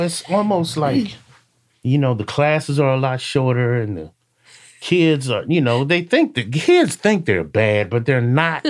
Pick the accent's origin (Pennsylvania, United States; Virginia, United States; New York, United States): Virginia, United States; Alexandria; grew up in Alexandria, uh, Virginia, a suburb of D C